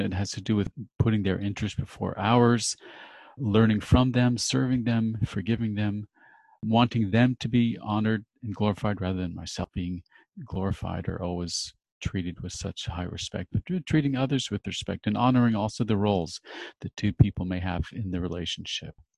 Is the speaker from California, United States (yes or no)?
yes; Los Angeles, California, United States; moved away as an adult; now in Switzerland; I'm a native Californian, actually born in Hollywood, and I am now for three and a half years in Switzerland